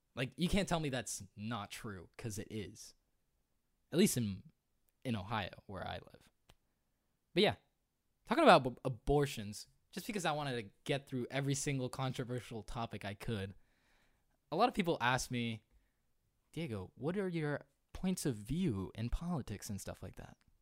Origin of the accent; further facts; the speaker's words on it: Puerto Rico; moved away; I remember being in Puerto Rico. I'm a Puerto Rican